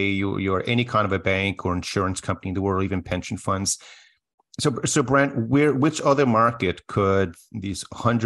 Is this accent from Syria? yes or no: no; Canada